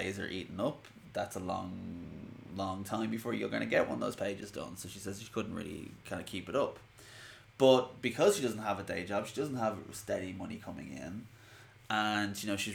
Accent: Ireland; I'm Irish

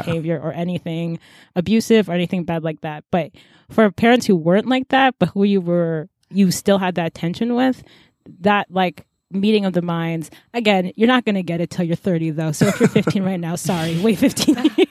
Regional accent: United States; I was born in America

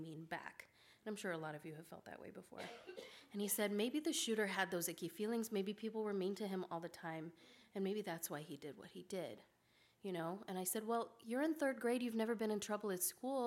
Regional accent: Kenya; now in Omaha, United States; My grandfather was shot when I was 14, growing up in Kenya

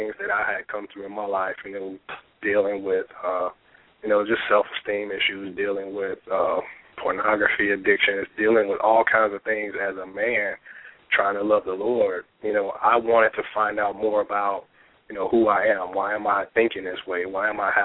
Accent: Chicago, Illinois, United States; also born or lived in Norfolk, Virginia Beach; now in Richmond, United States; I'm originally from Chicago. My mom and my brother and sisters still live there, all the rest of my family

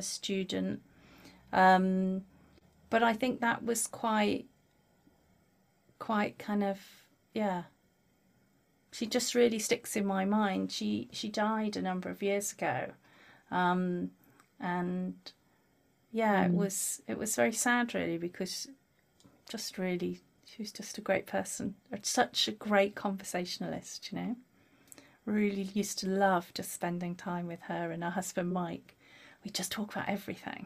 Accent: Lake District, North West England, United Kingdom; I grew up in the Lake District, rural tourist area

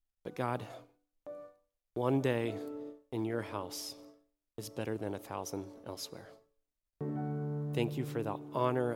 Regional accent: Martins Ferry, Ohio, United States; now in Indianapolis, United States; I grew up in eastern Ohio in a small town called Martins Ferry.

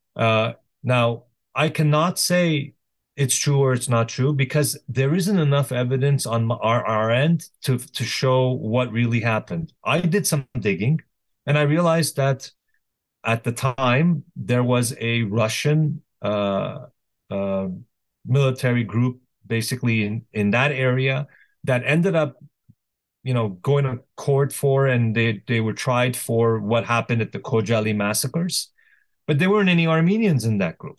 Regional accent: Canada; also born or lived in Lebanon; now in United States; I was born in Canada.

